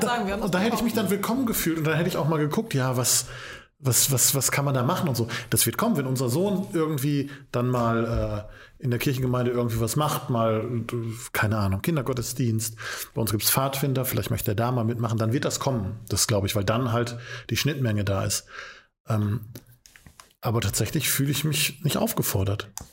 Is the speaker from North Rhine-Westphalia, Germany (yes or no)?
yes; Essen, North Rhine-Westphalia, Germany; Ich komme aus dem, Essen, aus dem Essener Norden